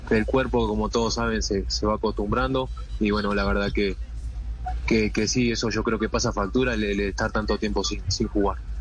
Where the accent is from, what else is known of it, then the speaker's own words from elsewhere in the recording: Uruguay; now in Colombia; uno como uruguayo